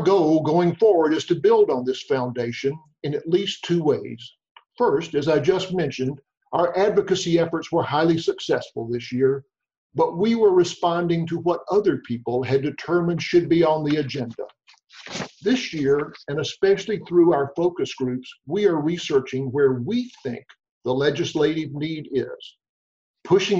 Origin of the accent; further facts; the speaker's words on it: Mississippi, United States; moved away; Growing up in Mississippi in the 50s gave me firsthand knowledge of the inequities of life.